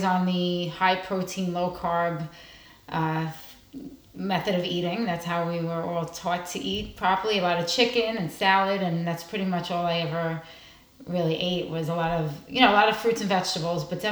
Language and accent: English; New York, United States; moved away as an adult; now in New Jersey, United States; I'm originally from New York. I moved here about 10 years ago. So I'm New Jersey resident today